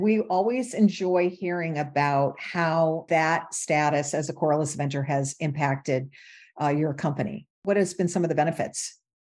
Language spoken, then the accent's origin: English; Michigan, United States; moved away; I grew up in Michigan